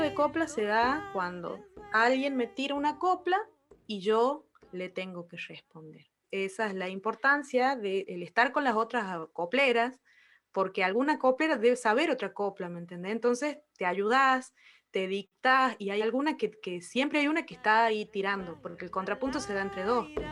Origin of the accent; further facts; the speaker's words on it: Colpes, Catamarca, Argentina; Nací ahí, en ese pueblo que tiene eh, alrededor de 800 habitantes.